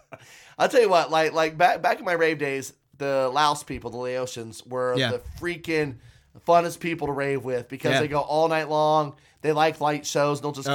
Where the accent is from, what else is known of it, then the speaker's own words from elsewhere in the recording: Wichita, Kansas, United States; we're from Wichita.